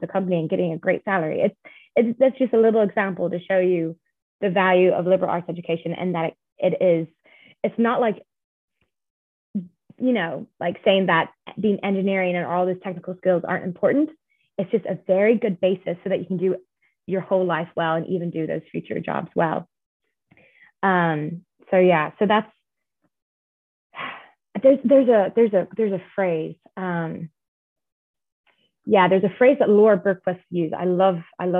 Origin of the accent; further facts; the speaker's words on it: Ireland; I'm from Ireland